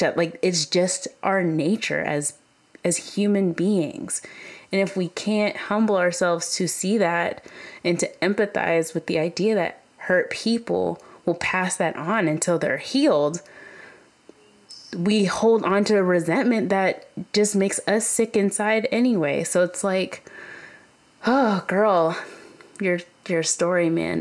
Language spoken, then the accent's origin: English; Kentucky, United States; moved away; I grew up in Kentucky